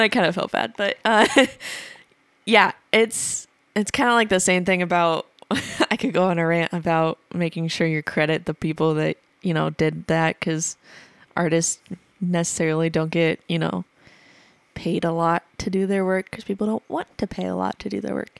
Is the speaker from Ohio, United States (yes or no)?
no; Atlantic, Iowa, United States; moved away; my hometown is because, uh, Atlantic Iowa is the Coca-Cola capital of Iowa.